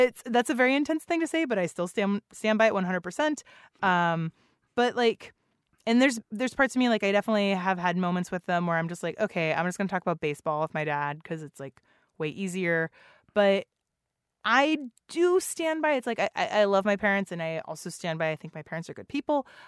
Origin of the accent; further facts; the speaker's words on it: San Antonio, Texas, United States; now in Seattle, United States; I grew up in San Antonio